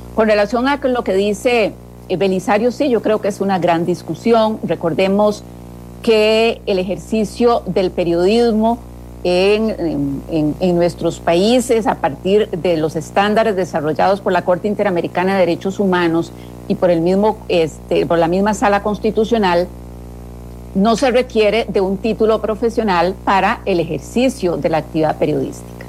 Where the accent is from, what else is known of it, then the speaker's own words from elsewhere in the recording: Costa Rica; como Estado costarricense